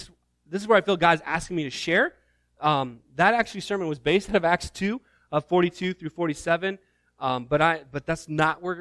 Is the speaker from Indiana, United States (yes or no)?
yes; Northeast Indiana, United States; moved away; growing up in Northeast Indiana